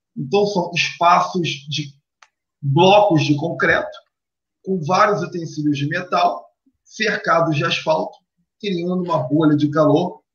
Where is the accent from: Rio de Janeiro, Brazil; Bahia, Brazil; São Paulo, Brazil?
Rio de Janeiro, Brazil; fomos criados na última rua da Penha antes de se tornar Laria